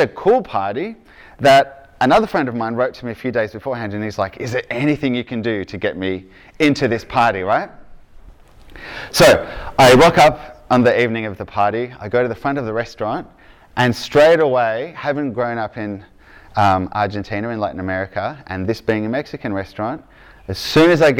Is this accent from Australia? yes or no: yes; Victoria, Australia; accent: Aussie; from Victoria